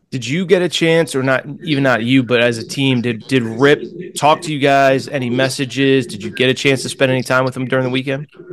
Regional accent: Connecticut, United States; I grew up in Connecticut

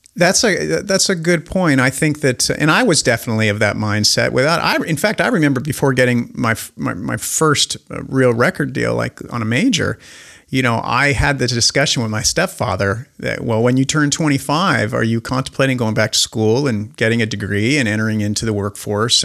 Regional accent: Spokane, Washington, United States; I'm this dork from Spokane, Washington

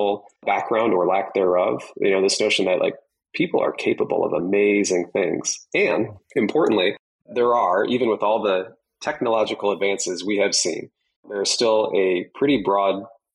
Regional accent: Michigan, United States; I grew up in Michigan

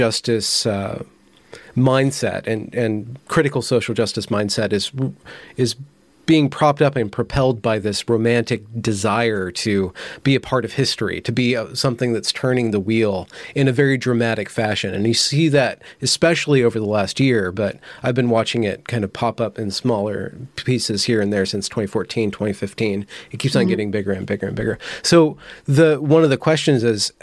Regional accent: United States; my generation, we grew up in America.

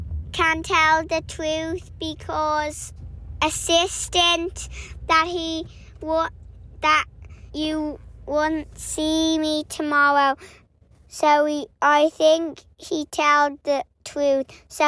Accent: Dublin, Leinster, Ireland; I'm from Dublin and I'm 6

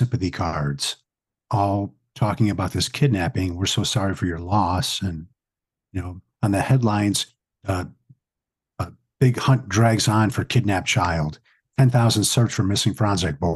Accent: Oak Lawn, Illinois, United States; also born or lived in Atlantic City; Because I grew up in Oak Lawn. It's kind of a smaller town, you know, outside of Chicago's southern suburb

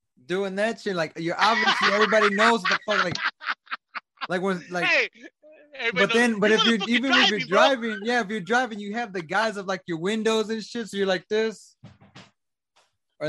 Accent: Brackettville, Texas, United States; now in south of San Antonio, United States; I'm from Bracken, but I live south of San Antonio.

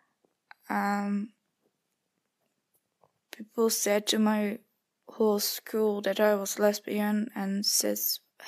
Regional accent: Netherlands; I'm 13 years old. I'm from the Netherlands

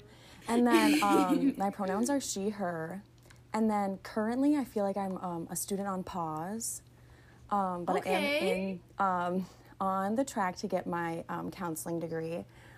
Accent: Golden Valley, Minnesota, United States; I'm from Golden Valley, a little suburb outside of Minneapolis.

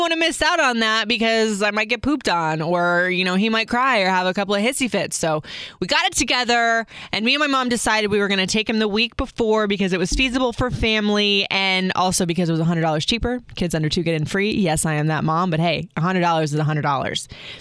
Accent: Florida, United States; I grew up in Florida

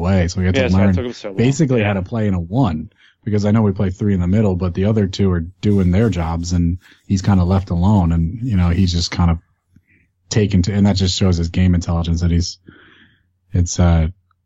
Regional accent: New Jersey, United States; accent: Jersey; I'm from Jersey

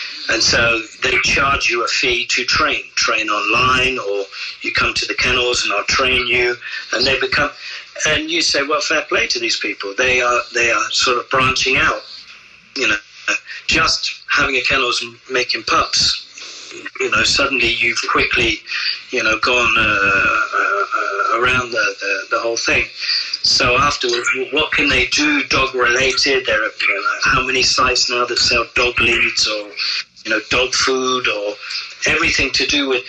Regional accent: England, United Kingdom; moved away as an adult; also born or lived in France; as an Englishman opening an establishment

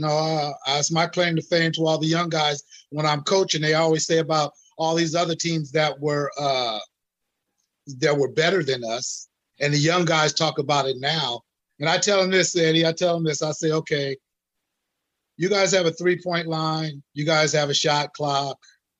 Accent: Brooklyn, New York, United States; we moved here from Brooklyn, New York, my family.

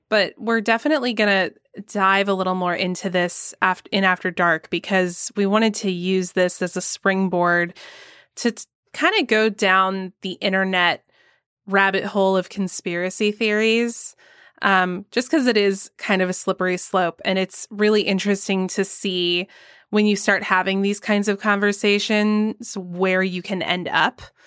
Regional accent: Georgia, United States; my home state of Georgia

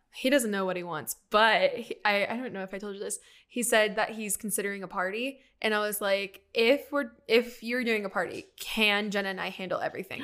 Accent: Riverside, California, United States; moved away; I grew up in Riverside, which is, like, inland and it's, like, an hour away from the beach.

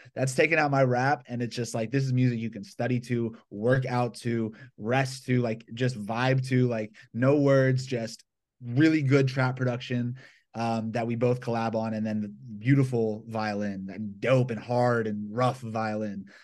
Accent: Atlanta, Georgia, United States; now in Los Angeles, United States; I grew up in Georgia, so I was around bluegrass a lot

